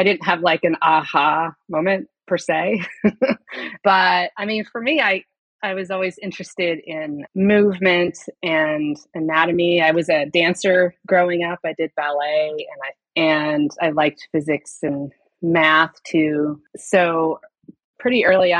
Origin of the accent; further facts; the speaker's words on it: Kansas, United States; moved away as an adult; also born or lived in Chicago / Virginia; I grew up in Kansas